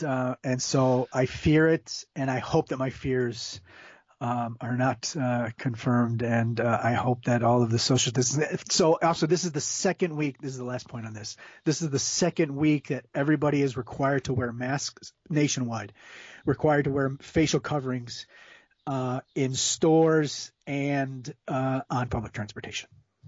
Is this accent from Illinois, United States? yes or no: yes; Chicago, Illinois, United States; So I'm from Chicago, right outside suburbs. I could see the Sears Tower crossing the railroad tracks.